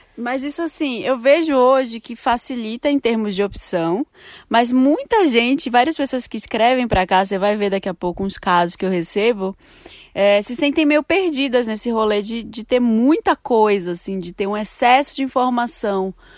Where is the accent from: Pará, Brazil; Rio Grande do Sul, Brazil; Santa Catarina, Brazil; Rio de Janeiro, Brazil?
Pará, Brazil; Belém; moved away; Eu sou de Belém